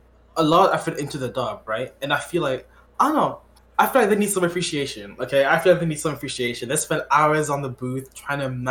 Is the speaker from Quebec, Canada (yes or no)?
yes; Quebec, Canada; I was born in Quebec